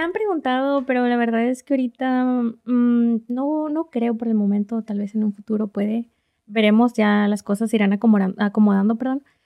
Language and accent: Spanish; Reynosa, Tamaulipas, Mexico; moved away as an adult; now in Oklahoma City, United States; soy de Reynosa, Tamaulipas, México